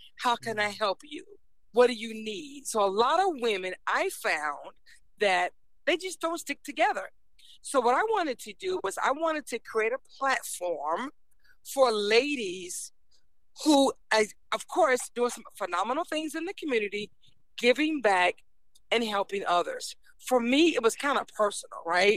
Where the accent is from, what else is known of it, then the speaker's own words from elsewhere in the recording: Virginia, United States; born and raised in Virginia